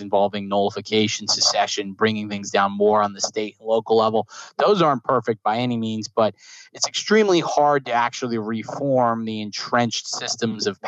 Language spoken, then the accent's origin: English; New Jersey, United States; I grew up in New Jersey